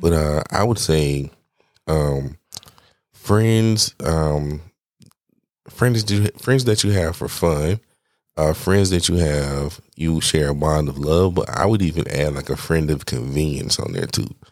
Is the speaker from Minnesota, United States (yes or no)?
no; Atlanta, Georgia, United States; I'm from Atlanta